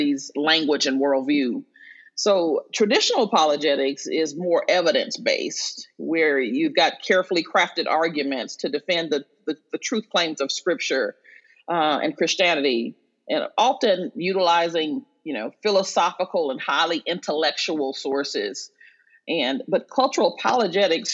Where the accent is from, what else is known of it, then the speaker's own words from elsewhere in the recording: Arkansas, United States; moved away as an adult; also born or lived in St. Louis, Missouri; now in New York City, United States; But I grew up in Arkansas, lived there until I was about 19 when I went to St. Louis